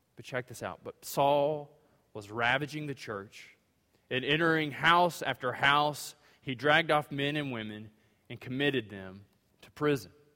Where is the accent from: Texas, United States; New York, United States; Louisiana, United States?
Louisiana, United States; now in Greenville, TX, United States; I'm from Louisiana